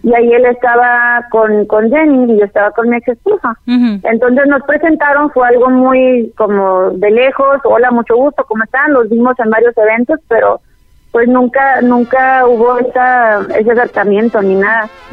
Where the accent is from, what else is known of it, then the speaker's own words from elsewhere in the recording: El Paso, Texas, United States; moved away as an adult; also born or lived in Chihuahua, Mexico / Ciudad Juárez, Mexico / Puerto Rico; now in Guadalajara, Mexico; crecimos juntos en El Paso, Texas